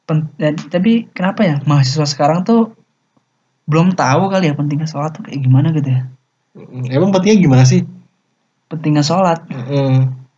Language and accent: Indonesian; Aceh, Indonesia; Iya gue dari Aceh dah. Da biasa sering camuk sana. Dari Aceh jauh juga coba.